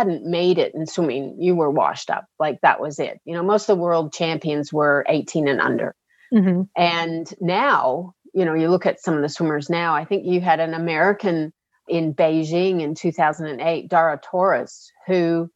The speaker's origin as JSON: {"language": "English", "country": "Canada", "tie": "born or raised there", "moved": "as an adult", "lives_now": "Australia", "said": "I'm actually born in Canada. So I've been in Australia 26 years"}